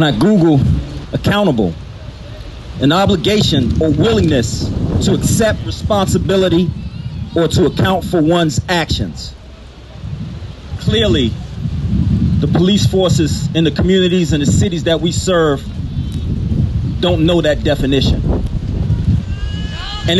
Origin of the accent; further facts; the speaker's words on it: Oxon Hill, Maryland, United States; I grew up in Oxon Hill, Maryland